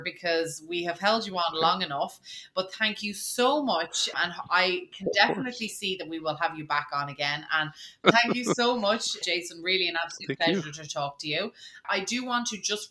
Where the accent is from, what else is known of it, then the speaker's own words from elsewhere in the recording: Dublin, Leinster, Ireland; as an Irish person, you know, I'm from Dublin